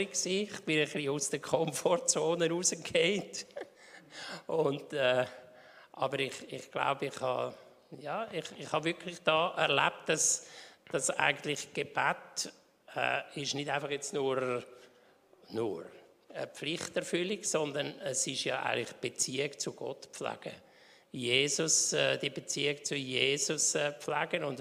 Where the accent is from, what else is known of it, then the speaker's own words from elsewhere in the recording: Winterthur, Zurich, Switzerland; Ja, also ich bin in Winterthur aufgewachsen und äh, jetzt sind wir im Deutweg in die reformierte Kirche gegangen.